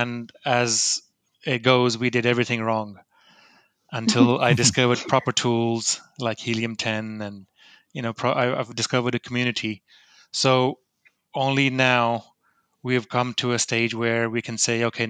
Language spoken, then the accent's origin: English; Lahore, Punjab, Pakistan; moved away; also born or lived in New Jersey, United States / United Kingdom; I was born in Lahore, Pakistan, and that's where I am